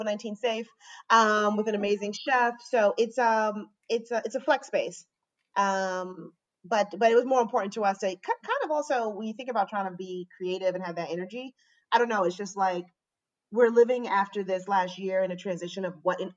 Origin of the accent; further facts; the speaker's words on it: New York, United States; also born or lived in Maryland; I mostly grew up in New York in Queens